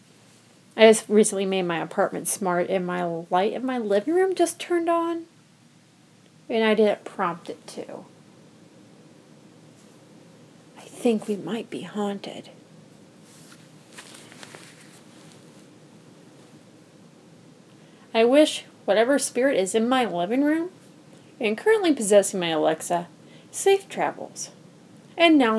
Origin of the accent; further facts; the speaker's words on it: United States; moved away as an adult; now in Omaha, United States; I drove home about 2 hours away from Omaha to my hometown